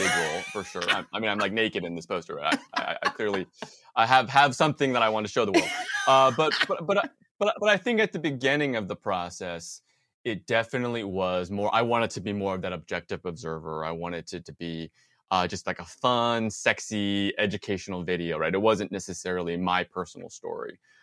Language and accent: English; Bay Area, California, United States; I grew up in the Bay Area